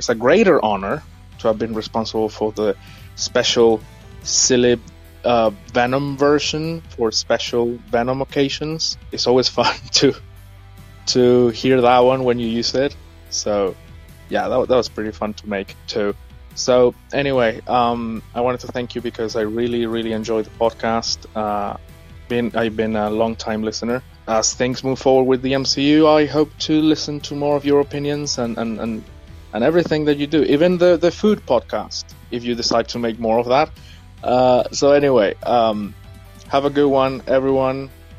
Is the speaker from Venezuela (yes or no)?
yes; Venezuela; from Venezuela.